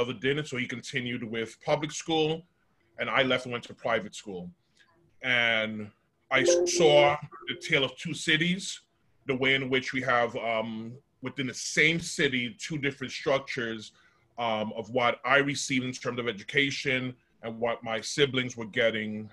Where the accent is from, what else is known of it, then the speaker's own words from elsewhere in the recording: New York City, New York, United States; I'm native New Yorker, born and raised here in Brooklyn, New York City